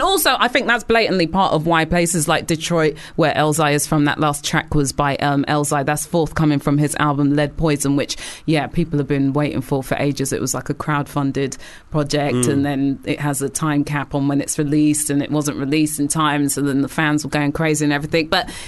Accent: United Kingdom; obviously, we love to complain as British people.

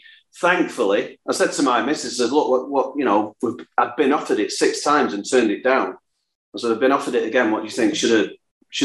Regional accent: Salford, North West England, United Kingdom; I'm from Salford

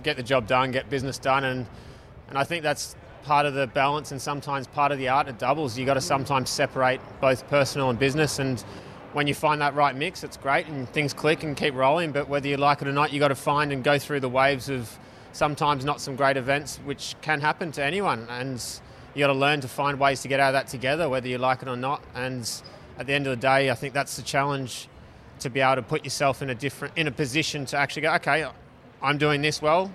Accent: Melbourne, Victoria, Australia; moved away as an adult; also born or lived in Tennessee / Texas; now in Western Australia, Australia; I grew up in Melbourne, so I got family here and friends here.

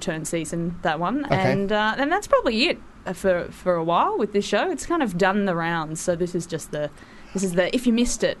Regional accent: Australia; also born or lived in Sydney; I'm from Australia.

